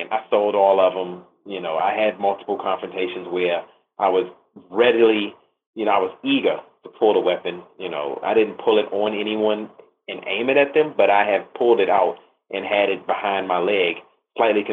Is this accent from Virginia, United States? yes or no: yes; Virginia, United States; I'm from Virginia